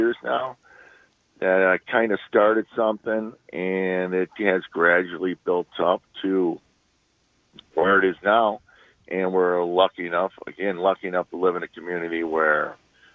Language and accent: English; East Troy, Wisconsin, United States; I grew up in East Troy. I've been living here my whole life